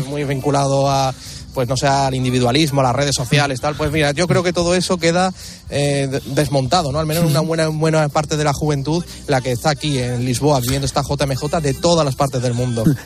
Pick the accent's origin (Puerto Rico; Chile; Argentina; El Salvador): Chile; Cartagena, Valparaíso; De Cartagena, eh, que es un lugar de la costa, a una hora y media de la capital, Santiago